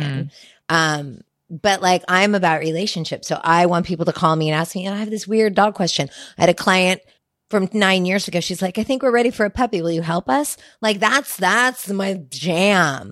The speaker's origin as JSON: {"language": "English", "town": "Sacramento", "region": "California", "country": "United States", "tie": "born or raised there", "also_born_or_lived": "Los Angeles", "lives_now": "Santa Rosa, United States", "said": "I grew up in Sacramento"}